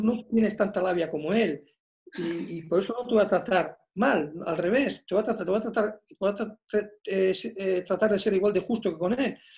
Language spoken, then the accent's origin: Spanish; Basque Country, Spain; jugadores vascos